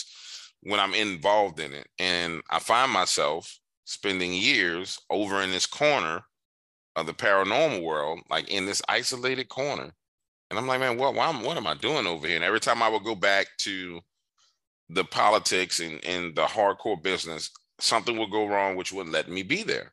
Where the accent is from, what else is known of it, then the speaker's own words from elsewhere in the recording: New Orleans, Louisiana, United States; growing up in New Orleans